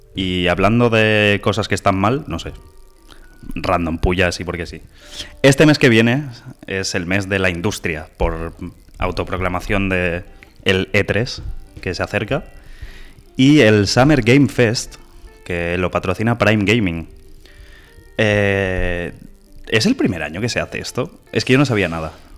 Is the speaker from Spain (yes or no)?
yes; Terrassa, Catalonia, Spain; somos dos chavales de Tarrasa la capital del Vallés